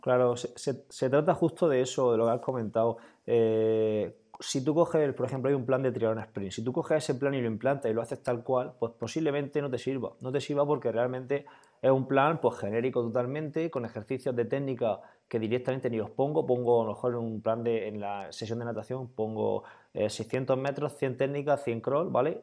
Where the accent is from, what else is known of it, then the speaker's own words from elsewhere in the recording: Region of Murcia, Spain; soy un triatleta de Murcia, del noroeste de Murcia